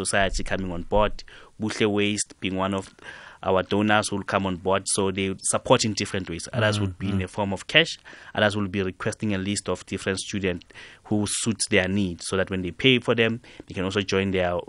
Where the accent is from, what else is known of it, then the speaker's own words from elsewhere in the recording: Katlehong, Gauteng, South Africa; At my school, Mponseng Secondary School, I'm from Katlehong